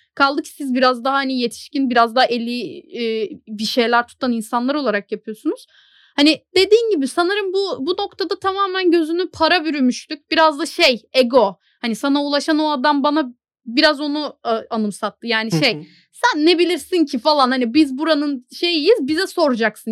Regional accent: Turkey; Türk'üm dedim.

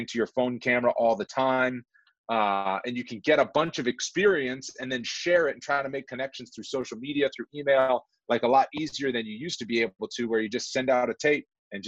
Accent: Massachusetts, United States; moved away as an adult; also born or lived in Wyoming; I'm a kid from Massachusetts

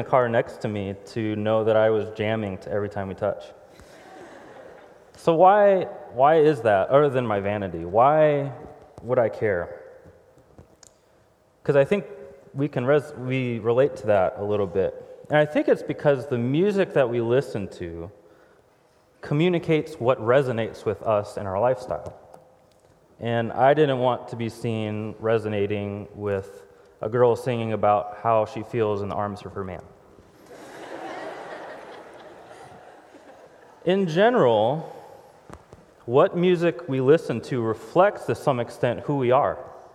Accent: Houston, Texas, United States; moved away; we're from Houston, Texas originally, so I'd be driving down Highway 6 in Houston, Texas area.

